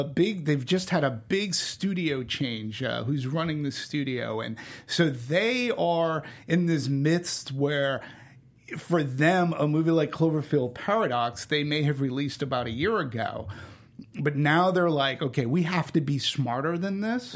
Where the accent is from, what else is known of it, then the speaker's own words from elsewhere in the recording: Boston, Massachusetts, United States; I'm from Boston.